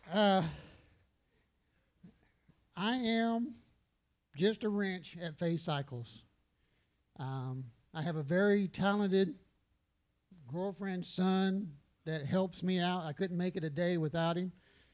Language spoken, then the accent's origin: English; San Antonio, Texas, United States; moved away; I'm from San Antonio